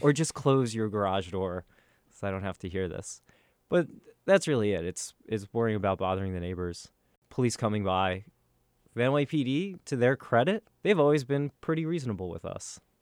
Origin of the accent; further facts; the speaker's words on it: Northern Virginia, United States; moved away as an adult; also born or lived in Stanford, California / Portland, Oregon; now in New York City, United States; I am from Northern Virginia originally. I grew up in the suburbs